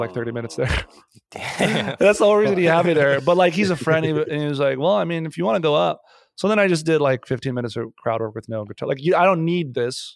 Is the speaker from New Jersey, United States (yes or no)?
yes; New Jersey, United States; moved away as an adult; also born or lived in New York; now in Los Angeles, United States; Born and raised in Jersey. 18 years and then uh, went to NYU for acting